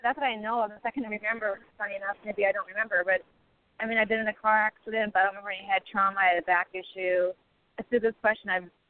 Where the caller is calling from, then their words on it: Los Angeles, California, United States; How are you? I'm calling from Los Angeles, California.